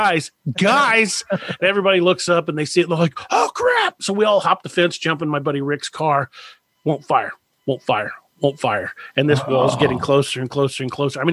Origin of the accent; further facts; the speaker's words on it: United States; I grew up there in McLean County